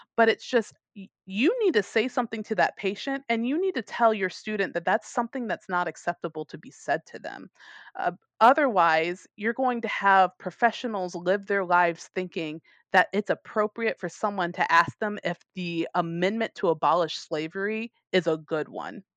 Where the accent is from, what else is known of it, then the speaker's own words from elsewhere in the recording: United States; moved away; I'm American